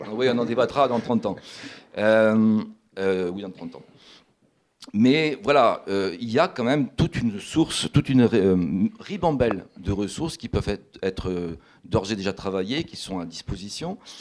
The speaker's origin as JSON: {"language": "French", "town": "Toulouse", "region": "Occitania", "country": "France", "said": "je suis toulousain moi-même"}